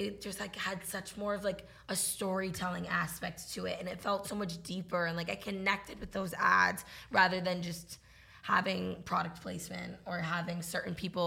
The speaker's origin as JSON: {"language": "English", "region": "New England", "country": "United States", "tie": "born or raised there", "also_born_or_lived": "Massachusetts", "said": "I grew up in New England."}